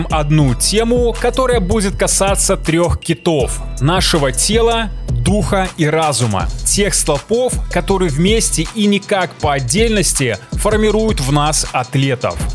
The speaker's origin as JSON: {"language": "Russian", "country": "Belarus", "said": "я белорус, сценарист, атлет и стоик."}